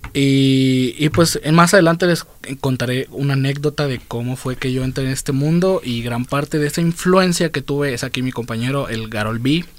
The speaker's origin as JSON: {"language": "Spanish", "town": "Guadalajara", "region": "Jalisco", "country": "Mexico", "tie": "born or raised there", "said": "soy de aquí, toda mi vida he vivido aquí, así que sí, yo sí soy tapatío de madres"}